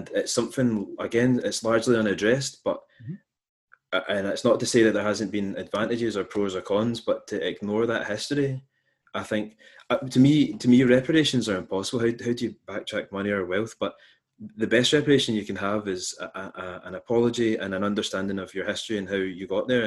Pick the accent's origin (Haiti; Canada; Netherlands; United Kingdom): United Kingdom; west of Scotland; I grew up in the west of Scotland